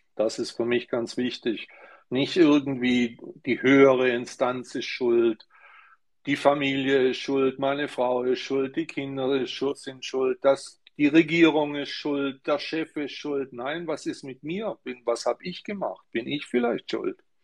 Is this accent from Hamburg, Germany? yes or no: no; Stuttgart, Baden-Württemberg, Germany; ich bin in Stuttgart geboren